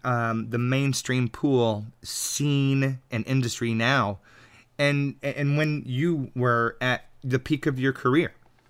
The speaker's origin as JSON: {"language": "English", "region": "Texas", "country": "United States", "moved": "yes", "said": "I'm originally from Texas, so I get to claim relation there."}